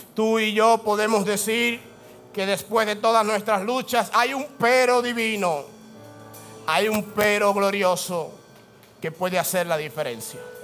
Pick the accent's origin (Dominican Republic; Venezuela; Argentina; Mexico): Dominican Republic; La ley que impera en mí, la ley del dominicano